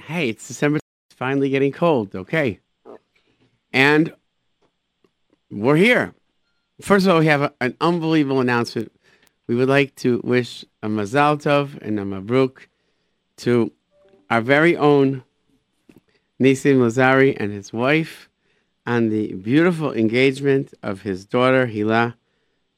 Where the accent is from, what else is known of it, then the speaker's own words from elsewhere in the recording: United States; being an American in Israel